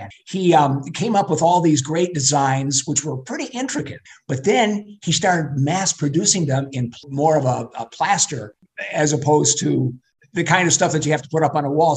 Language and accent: English; Flint, Michigan, United States; also born or lived in Davison, Michigan; born and raised in Flint, went to Civic Park and Emerson, and then we moved out to Davison, where I graduated from high school.